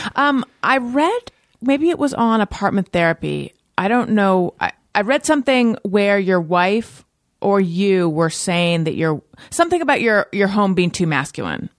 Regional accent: Newport Beach, California, United States; also born or lived in Costa Mesa; I am from Corona del Mar

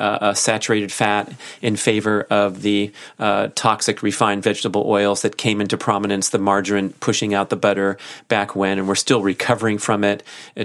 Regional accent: Australia; Good day. I'm from Australia and just about to embark on the keto reset diet.

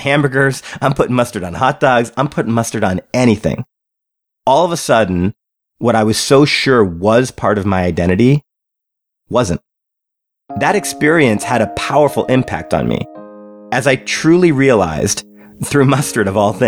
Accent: Canada; I was born in Canada

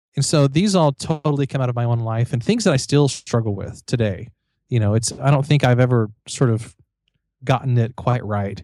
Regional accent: Missouri, United States; I'm from Missouri

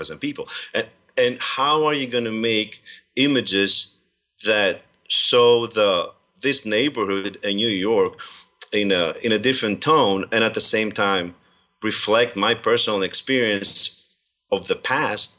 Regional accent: Servia, Kozani, Western Macedonia, Greece; now in Pennsylvania, United States; I was born there

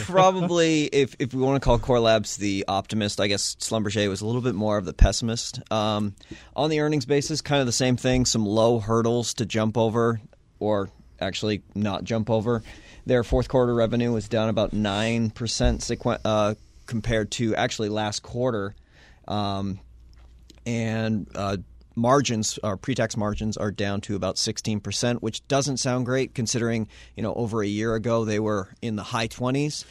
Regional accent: New England, United States; now in Washington, D.C., United States; I grew up in New England, kinda used to snow.

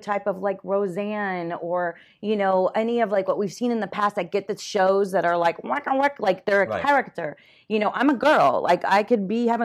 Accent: Miami, Florida, United States; moved away as an adult; I was born and raised in Miami

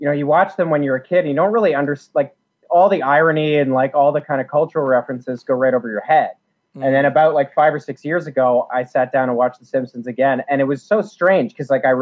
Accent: rural Ontario, Canada; I grew up in rural Ontario, about 2.5 hours, I guess, southwest of Toronto

